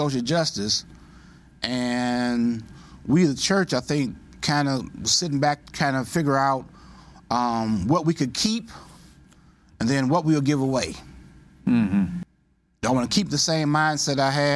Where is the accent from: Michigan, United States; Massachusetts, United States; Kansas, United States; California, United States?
Michigan, United States; Detroit; I'm from Detroit, Michigan